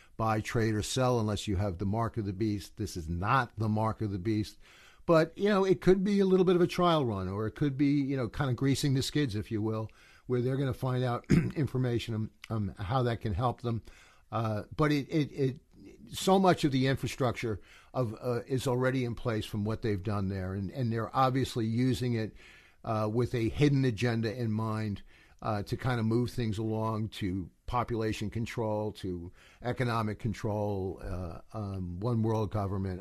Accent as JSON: {"language": "English", "country": "United States", "said": "I'm from America"}